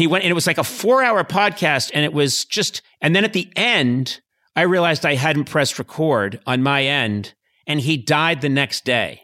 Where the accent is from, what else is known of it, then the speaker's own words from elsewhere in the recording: Boston, Massachusetts, United States; I grew up in Boston